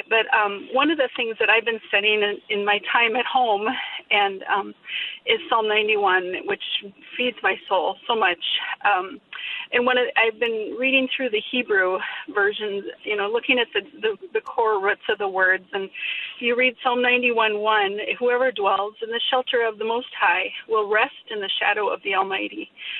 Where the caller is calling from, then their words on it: Minnesota, United States; We listen on your app, and I'm from Western Minnesota, so it's tough to get the radio out here